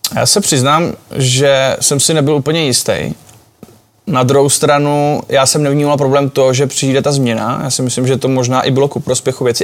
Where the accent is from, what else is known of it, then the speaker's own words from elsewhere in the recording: Czechia; jsme prostě Češi, jsme národ hokejový